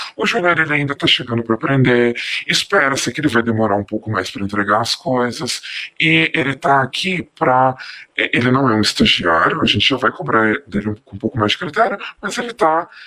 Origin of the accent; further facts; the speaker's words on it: Belo Horizonte, Minas Gerais, Brazil; eu sou daqui de Belo Horizonte